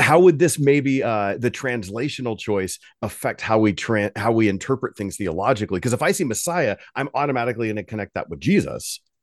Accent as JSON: {"language": "English", "country": "United States", "said": "as American Western readers"}